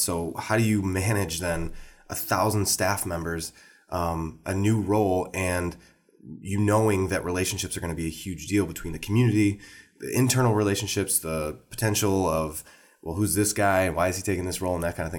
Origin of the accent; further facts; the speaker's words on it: Wisconsin, United States; one of the campuses is right here in my hometown